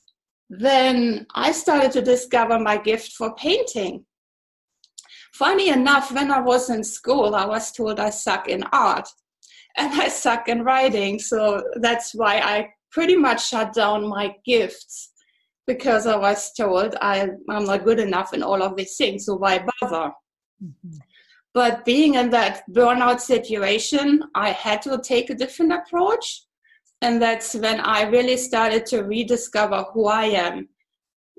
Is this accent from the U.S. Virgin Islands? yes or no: no; east part of Germany, eastern Germany, Germany; English is a second language; moved away as an adult; I'm German. I was born in Germany, actually in the east part of Germany.